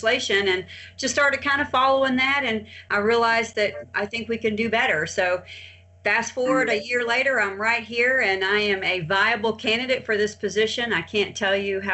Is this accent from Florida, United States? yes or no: yes; Pensacola, Florida, United States; I'm from Pensacola, Florida. My family actually founded this community